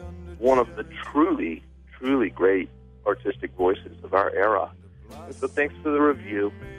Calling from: Richmond, Virginia, United States; calling from Richmond, Virginia.

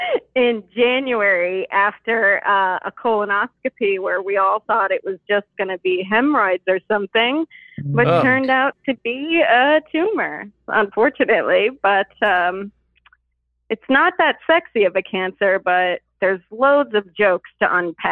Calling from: Chicago, Illinois, United States; I'm 27, and I am calling from the Chicagoland area.

